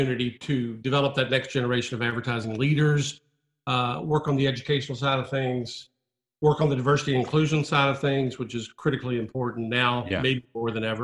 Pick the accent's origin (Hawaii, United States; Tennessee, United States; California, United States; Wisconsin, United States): Tennessee, United States; Memphis; I'm a kid from Memphis, not the epicenter for advertising by any stretch of the imagination